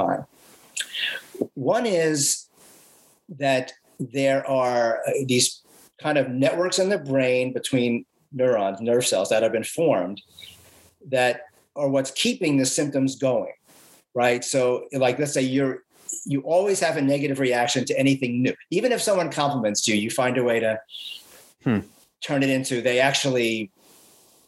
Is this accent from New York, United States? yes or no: yes; New York City, New York, United States; I grew up in the Bronx